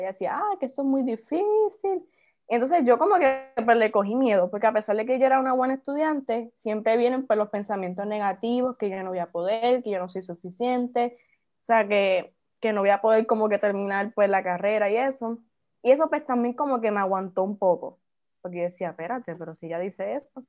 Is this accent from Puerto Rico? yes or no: yes; Naranjito, Puerto Rico; Soy de Naranjito, tengo 20 años, soy estudiante universitaria